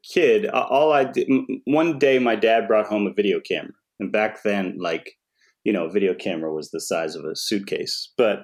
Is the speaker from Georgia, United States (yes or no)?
no; Massachusetts, United States; I grew up in Massachusetts